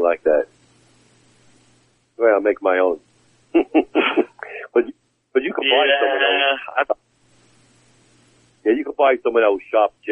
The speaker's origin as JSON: {"language": "English", "town": "New York City", "region": "New York", "country": "United States", "tie": "born or raised there", "said": "I was born and raised in on Ocean Parkway in Brooklyn, and that's where we lived from 56 to 61"}